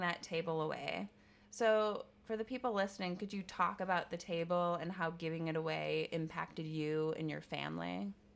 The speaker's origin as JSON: {"language": "English", "region": "Wisconsin", "country": "United States", "said": "I'm from the Midwest. I'm from Wisconsin."}